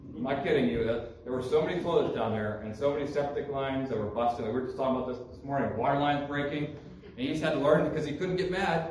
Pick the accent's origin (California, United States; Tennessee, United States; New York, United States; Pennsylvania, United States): Pennsylvania, United States; moved away as an adult; I'm from Pennsylvania. I've been lived there for 34 years. I'm 35 now.